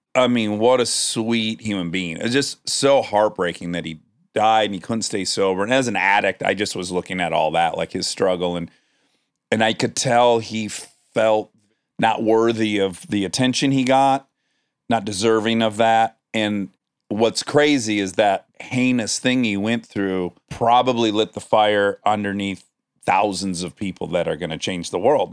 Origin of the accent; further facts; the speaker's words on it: Detroit, Michigan, United States; moved away; as a kid in Detroit.